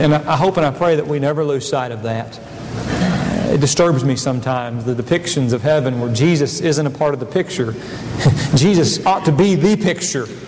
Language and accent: English; United States; I am an American